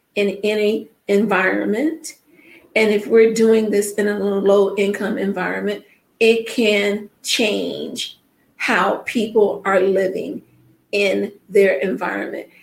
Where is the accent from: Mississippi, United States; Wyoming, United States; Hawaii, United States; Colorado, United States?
Mississippi, United States; now in Chicago, United States; I am from Mississippi